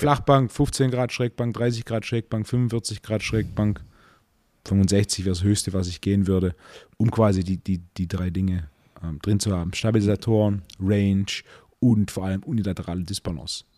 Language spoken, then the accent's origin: German; Swabia, Baden-Württemberg, Germany; ich bin, bin ja Schwabe